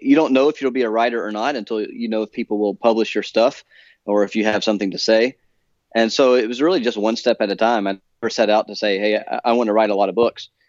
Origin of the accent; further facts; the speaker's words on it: Alabama, United States; moved away as an adult; also born or lived in Edinburgh, Scotland; now in Philadelphia, United States; I grew up in Alabama